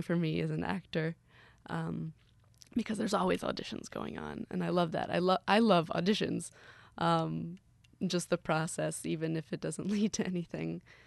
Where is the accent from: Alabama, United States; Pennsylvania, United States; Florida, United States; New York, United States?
Florida, United States; Gainesville; now in Orlando, United States; I grew up actually doing summer camps at the Hippodrome